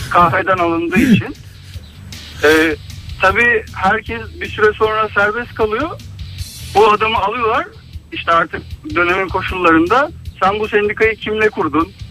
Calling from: Istanbul, Turkey; ben İstanbul'dan.

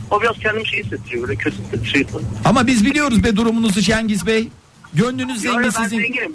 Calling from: Istanbul, Turkey; ben İstanbul'dan.

